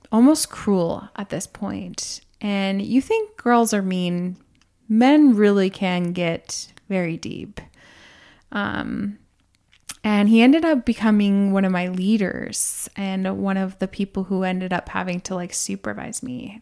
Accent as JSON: {"language": "English", "country": "United States", "tie": "born or raised there", "moved": "as an adult", "said": "we grew up in America"}